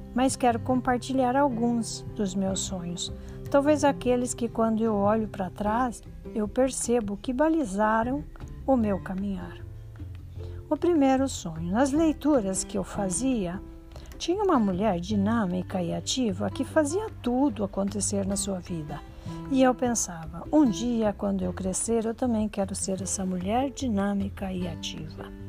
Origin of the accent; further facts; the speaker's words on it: Santa Helena, Paraná, Brazil; Nasci em Santa Helena, interior do Paraná